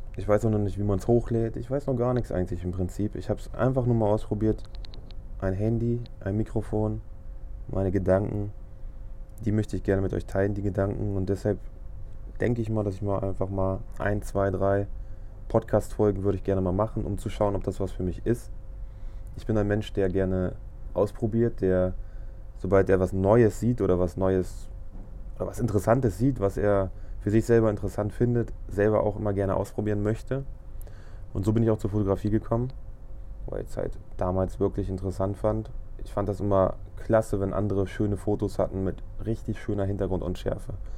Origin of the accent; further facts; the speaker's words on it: Braunschweig, Lower Saxony, Germany; Ich komme aus Braunschweig